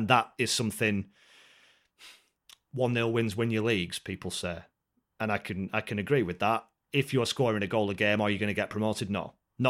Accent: North West England, United Kingdom; accent: Scouse; I'm not going to attempt the voice, by the way, because he hammers me for my Scouse accent, so I'm not going there.

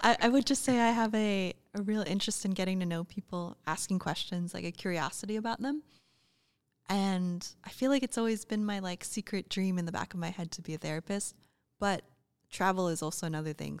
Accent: United States; also born or lived in Oregon / Chicago / Austin, Texas / Australia; we're both American

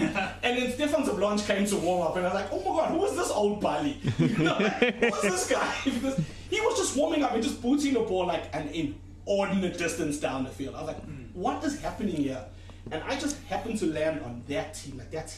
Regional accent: Durban, KwaZulu-Natal, South Africa; I'm from Durban.

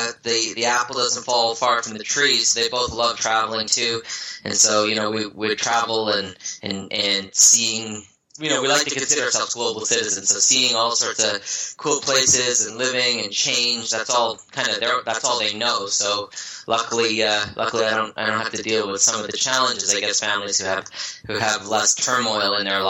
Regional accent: Newfoundland and Labrador, Canada; also born or lived in Vancouver, Canada / Ottawa, Canada; So I was born in Vancouver. I lived the nomad lifestyle. My mom's an oceanographer, so we lived by the water all over North America. And, you know, born in Vancouver, grew up in Newfoundland on the East Coast

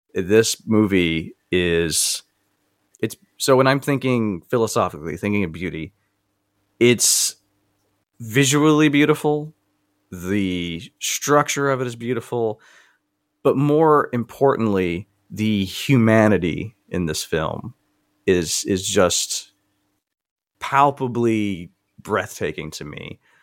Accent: the South, United States; I grew up in the South

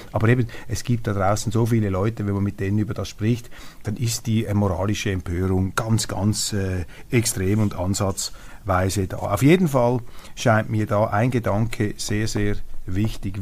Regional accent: Switzerland; als Schweizer

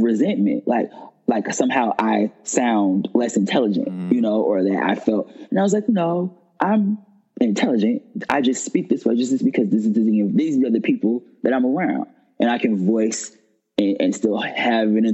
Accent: Detroit, Michigan, United States; moved away as an adult; now in New York, United States; me living in Detroit absolutely cultivated and created and molded a person in me that could survive here.

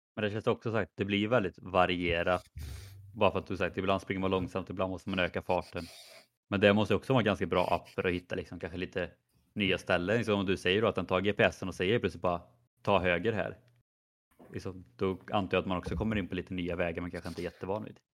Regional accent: Skövde, Västra Götaland, Sweden; moved away; när jag var hemma i Skövde

